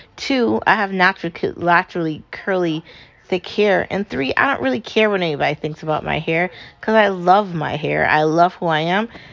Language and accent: English; United States; I'm an American